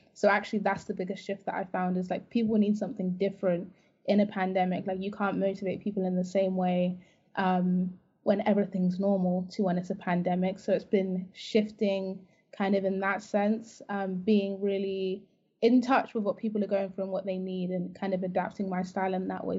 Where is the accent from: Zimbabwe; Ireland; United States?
Zimbabwe; now in United Kingdom; I actually I'm from Zimbabwe